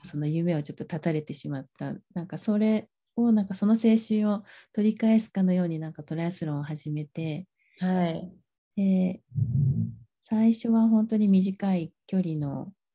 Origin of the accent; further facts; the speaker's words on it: Kaizu, Gifu, Japan; now in Karuizawa, Japan; もともとはですね岐阜県の